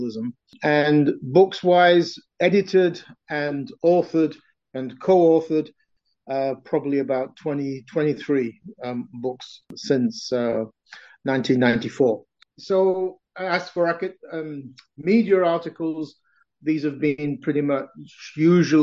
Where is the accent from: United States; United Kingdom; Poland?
United Kingdom; I was born in Britain of a mixed Ukrainian father, Italian mother background